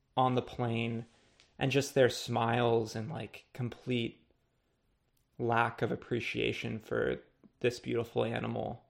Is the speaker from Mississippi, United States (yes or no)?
no; Los Angeles, California, United States; growing up in Los Angeles